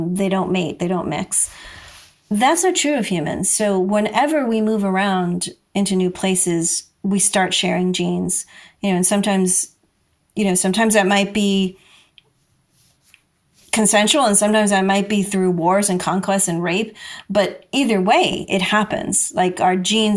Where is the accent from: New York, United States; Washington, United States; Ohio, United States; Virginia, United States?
New York, United States; New York City; people would always ask me, where are you from? You know, and I would say Brooklyn.